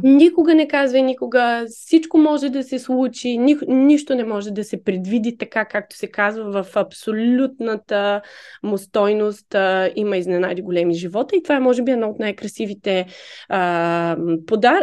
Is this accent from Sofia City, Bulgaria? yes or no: no; Varna, Varna Province, Bulgaria; accent: Varna dialect; moved away as an adult; also born or lived in Sofia; now in Paris, France; аз над 22 години живеех във Варна откъдето съм. Израснала съм в квартал Левски